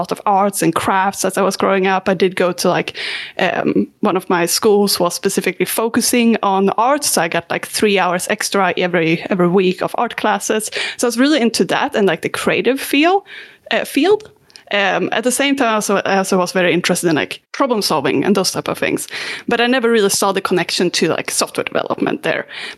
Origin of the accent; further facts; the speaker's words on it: Sweden; I'm from Sweden. That one's easy. And yeah, I also been moving around a lot.